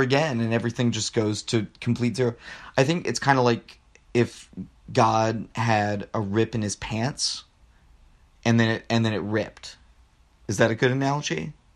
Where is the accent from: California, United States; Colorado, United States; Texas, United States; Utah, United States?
Texas, United States; Rio Grande Valley; moved away; I'm from the Rio Grande Valley